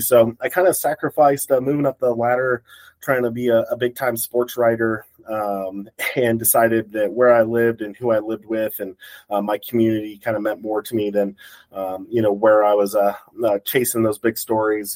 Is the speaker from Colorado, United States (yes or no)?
yes; Colorado Springs, Colorado, United States; I grew up in Colorado Springs